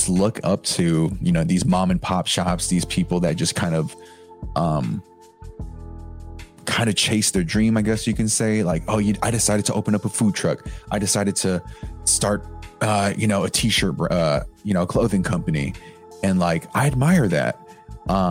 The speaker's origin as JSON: {"language": "English", "area": "the Bay Area", "region": "California", "country": "United States", "said": "I'm from the Bay"}